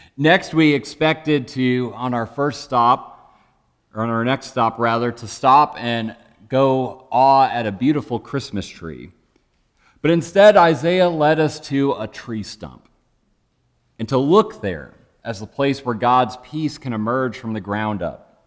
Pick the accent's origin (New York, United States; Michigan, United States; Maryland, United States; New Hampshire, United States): Michigan, United States; Growing up in Michigan, for me, that looked a lot like driving through endless flat cornfields